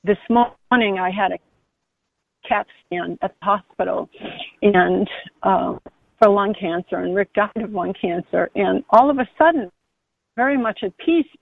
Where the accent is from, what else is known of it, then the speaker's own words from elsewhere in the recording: Massachusetts, United States; I'm from Massachusetts